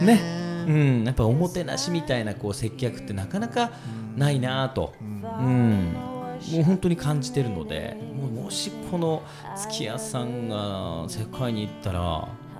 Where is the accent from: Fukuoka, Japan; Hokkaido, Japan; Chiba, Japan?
Hokkaido, Japan; あの僕は北海道の出身なんですよ、ま田舎町出身なんですけど